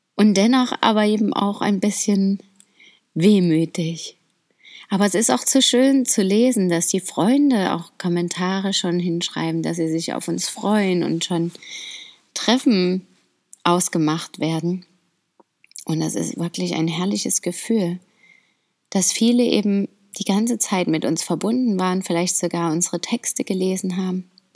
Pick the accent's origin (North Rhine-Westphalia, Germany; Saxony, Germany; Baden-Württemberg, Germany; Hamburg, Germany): Saxony, Germany; Dresden; ich mag Deutschland und vor allem auch meine Heimat einfach so sehr. Ich finde das so schön dort. Dresden und seine Umgebung ist echt ein Traum für mich